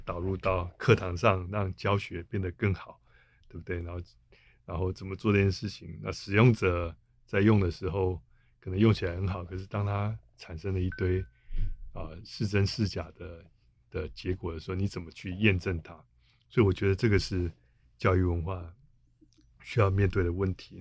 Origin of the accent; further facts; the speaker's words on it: Taiwan; 我们台湾这边有在讨论啊